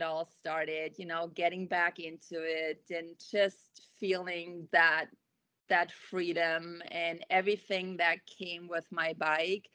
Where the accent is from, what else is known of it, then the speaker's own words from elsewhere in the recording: Germany; now in Kuna, United States; I grew up in Germany